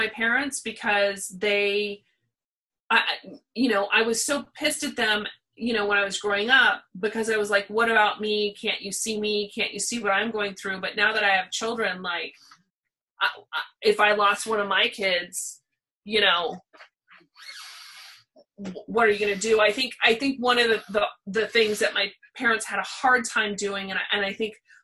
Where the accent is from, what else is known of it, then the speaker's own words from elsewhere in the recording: Pasadena, California, United States; We lived in Pasadena, so we didn't live in Hollywood